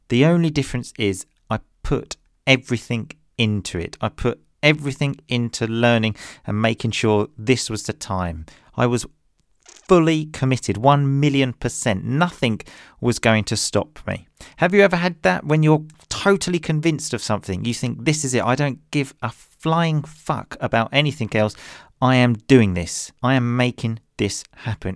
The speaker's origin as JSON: {"language": "English", "region": "England", "country": "United Kingdom", "tie": "born or raised there", "moved": "yes", "lives_now": "Italy", "said": "I obviously grew up in English, I am English, but I now live in Italy"}